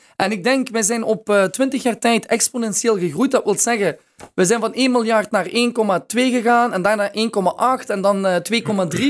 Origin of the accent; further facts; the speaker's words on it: Maasmechelen, Flanders, Belgium; Ik ben opgegroeid in Maasmechelen